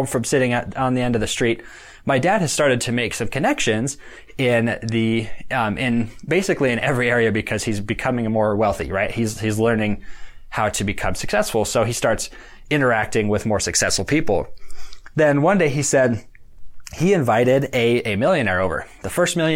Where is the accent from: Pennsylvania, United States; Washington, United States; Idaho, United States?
Idaho, United States; we're from Idaho. We lived in a community of about 60,000 people.